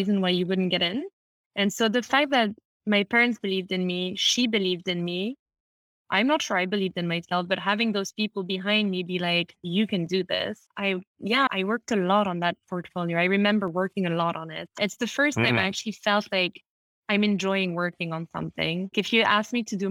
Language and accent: English; London, United Kingdom; I grew up in London. I'm half French, half Italian